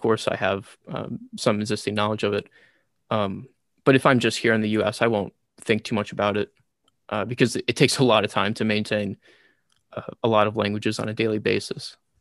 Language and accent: English; United States; first language English; also born or lived in Taiwan; I'm American